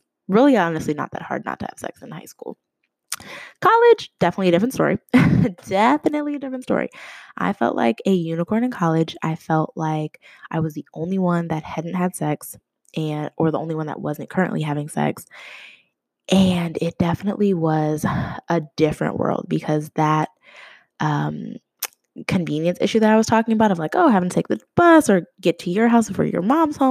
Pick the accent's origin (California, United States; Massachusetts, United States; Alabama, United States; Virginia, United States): Massachusetts, United States; Boston; also born or lived in New Jersey; now in Indianapolis, United States; I'm originally from Boston